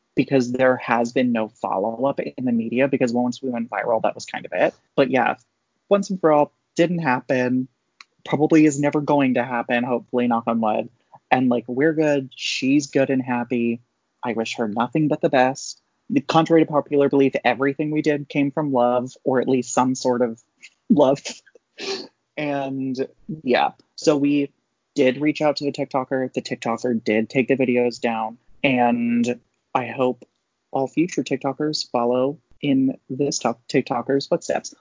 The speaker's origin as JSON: {"language": "English", "region": "Maryland", "country": "United States", "said": "I'm a Pisces and I'm from Maryland."}